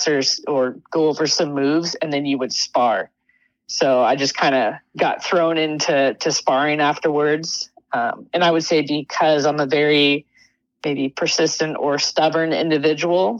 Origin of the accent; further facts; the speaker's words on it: Sanger, California, United States; moved away; also born or lived in Oregon; I was born in California, and I grew up in Sanger, California, which is kind of a bit of country